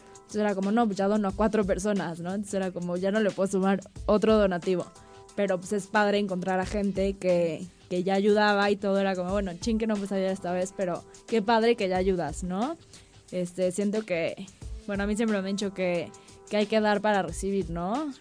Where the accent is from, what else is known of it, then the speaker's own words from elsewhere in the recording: Cuernavaca, Morelos, Mexico; also born or lived in Norway / Sydney, Australia; yo que viví casi, bueno, toda mi infancia en Cuernavaca